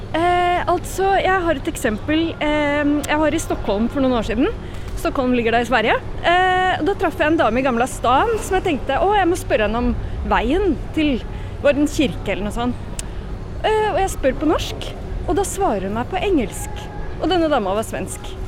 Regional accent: Oslo, Norway; jeg er fra Oslo, og alltid er vant til at folk lever helt forskjellig

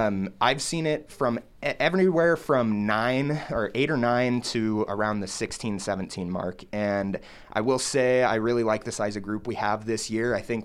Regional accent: Denver, Colorado, United States; moved away as an adult; now in Lincoln, United States; I am a fifth-year senior, and I'm from Denver, Colorado.

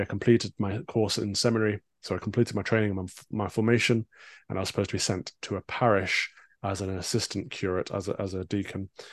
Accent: East Midlands, United Kingdom; born and raised in the Midlands, so for an, an, an American audience, that's Sherwood Forest

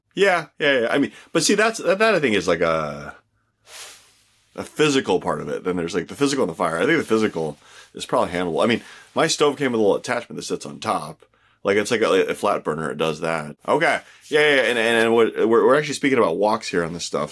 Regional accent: California, United States; I grew up in California

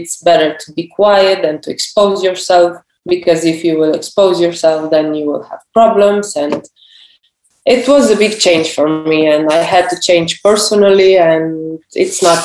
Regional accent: Slovenia; as a Slovenian. We are a small nation

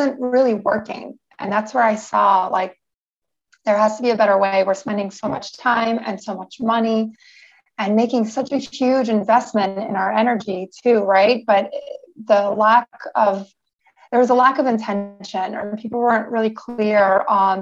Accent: New York City, New York, United States; now in San Diego, United States; I'm currently living in San Diego, California, but I'm originally from New York City

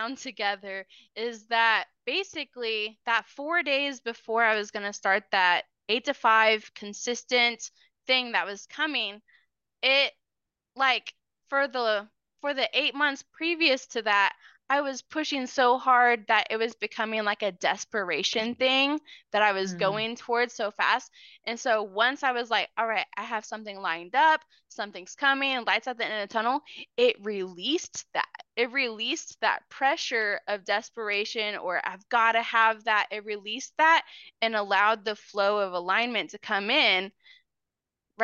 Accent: Oklahoma, United States; also born or lived in Missouri / Moore, Oklahoma / Choctaw, Oklahoma; we moved from Missouri to Oklahoma. I was like in the third grade

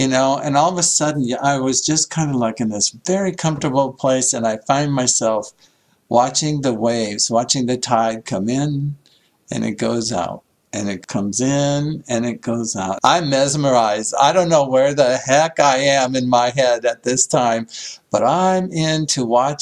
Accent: Iowa, United States; moved away as an adult; also born or lived in San Diego; So I grew up in Iowa, not a lot of beachfront property in Iowa.

